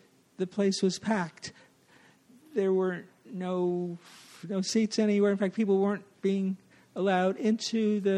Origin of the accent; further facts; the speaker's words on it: New Jersey, United States; now in New York City, United States; I grew up in New Jersey.